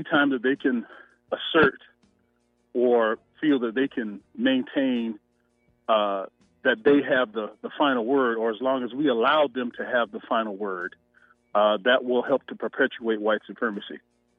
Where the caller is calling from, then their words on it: Atlanta, Georgia, United States; I'm calling from Atlanta, Georgia.